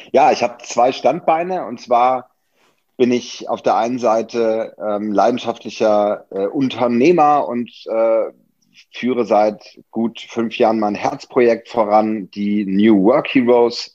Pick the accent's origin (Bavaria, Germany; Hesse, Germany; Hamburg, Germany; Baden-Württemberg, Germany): Hamburg, Germany; moved away as an adult; now in Berlin, Germany; Ich bin ja auch äh, äh waschechter Hamburger